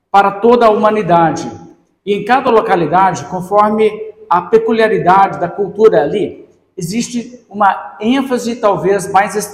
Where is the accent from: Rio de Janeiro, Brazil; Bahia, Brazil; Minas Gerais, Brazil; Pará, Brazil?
Minas Gerais, Brazil; also born or lived in São Paulo; nasci no estado de São Paulo, mas eu moro a maior parte da minha vida em Minas Gerais e nós temos um sotaque um pouco peculiar.